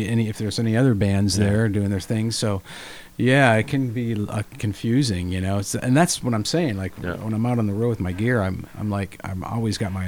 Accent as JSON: {"language": "English", "region": "Michigan", "country": "United States", "said": "I'm from Michigan"}